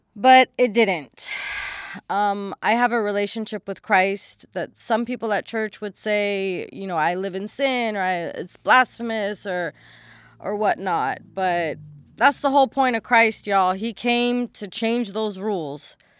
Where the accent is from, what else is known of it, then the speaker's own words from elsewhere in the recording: Los Angeles, California, United States; born and raised in Los Angeles, California